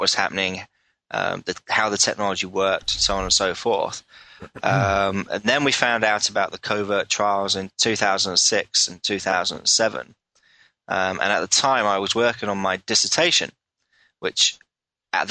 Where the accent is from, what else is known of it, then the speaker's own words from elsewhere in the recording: England, United Kingdom; I'm from England